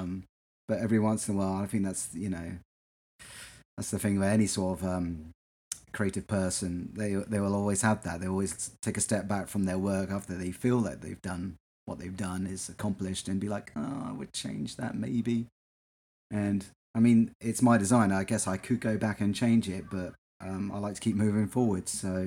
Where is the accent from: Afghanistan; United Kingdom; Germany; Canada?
United Kingdom; England; now in United States; when I was growing up in England